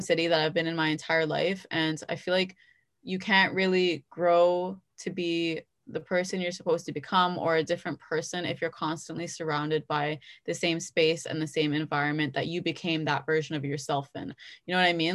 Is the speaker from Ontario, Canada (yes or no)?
yes; Brampton, Ontario, Canada; I was born and raised in Brampton